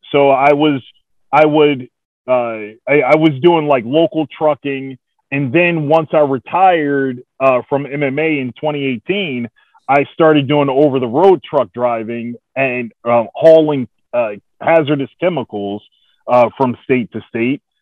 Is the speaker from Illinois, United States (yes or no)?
no; East Orange, New Jersey, United States; moved away as an adult; now in Oklahoma, United States; I grew up in East Orange, New Jersey